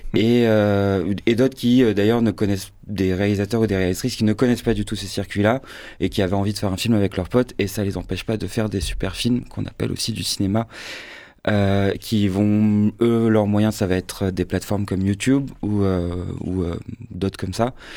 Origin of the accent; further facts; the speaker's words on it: Marseille, Provence-Alpes-Côte d'Azur, France; je suis marseillais de naissance et de cœur et de sang